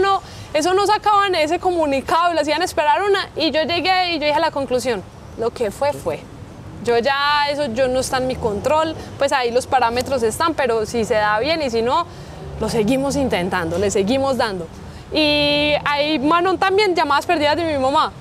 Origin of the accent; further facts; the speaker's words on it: Colombia; yo soy orgullosamente colombiana